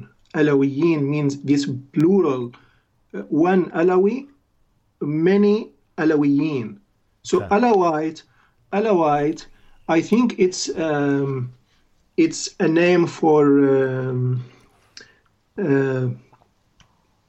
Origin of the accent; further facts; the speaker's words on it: Latakia, Latakia Governorate, Syria; English is a second language; moved away as an adult; also born or lived in Damascus, Syria; now in Norway; I'm originally from Latakia, but I worked and lived in Damascus